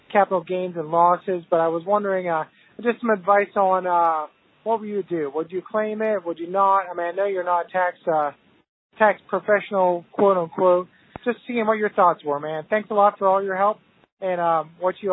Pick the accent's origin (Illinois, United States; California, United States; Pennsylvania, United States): Pennsylvania, United States; I'm, I'm from Pennsylvania.